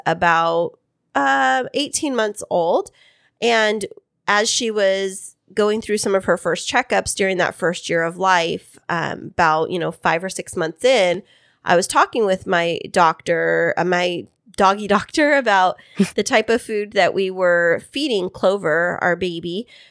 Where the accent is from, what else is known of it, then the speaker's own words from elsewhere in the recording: Central Valley of California, United States; I am from the Central Valley of California